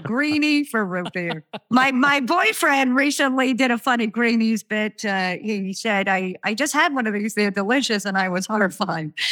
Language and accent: English; New York, United States; I'm from New York